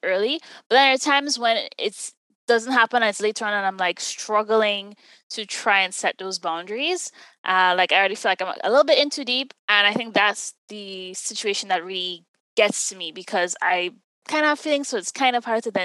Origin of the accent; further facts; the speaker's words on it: Jamaica; I'm from Jamaica. That's in the Caribbean.